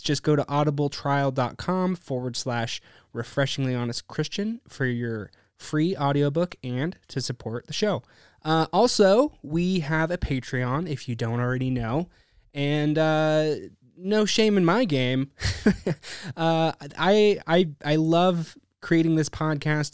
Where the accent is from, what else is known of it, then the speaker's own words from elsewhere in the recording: Bend, Oregon, United States; Born and raised here in Bend, Oregon